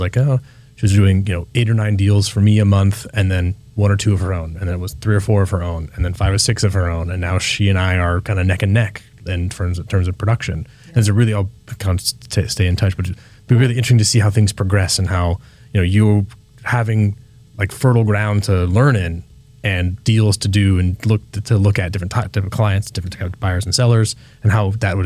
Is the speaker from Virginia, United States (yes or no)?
no; Petaluma, California, United States; When I was a kid, I grew up here in Petaluma